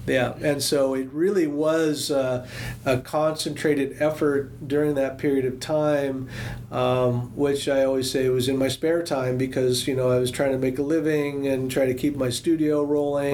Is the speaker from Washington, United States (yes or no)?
yes; Seattle, Washington, United States; I grew up in Seattle, outside of the Tlingit Territory